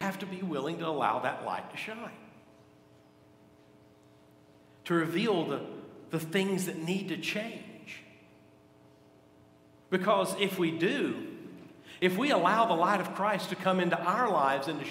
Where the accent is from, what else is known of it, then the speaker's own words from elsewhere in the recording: Gadsden, Alabama, United States; I grew up in Gadsden